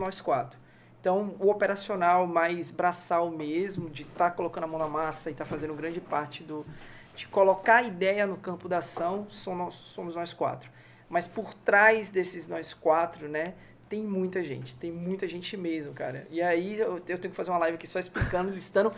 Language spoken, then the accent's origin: Portuguese; Salvador, Bahia, Brazil; also born or lived in São Paulo / Lauro de Freitas; Eu sou de Salvador